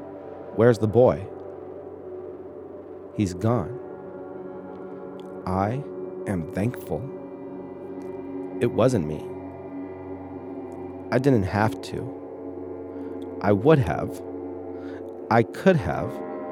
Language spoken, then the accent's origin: English; San Diego, California, United States; also born or lived in Central Valley; I was raised here in San Diego and moved up to the Central Valley my final years of high school.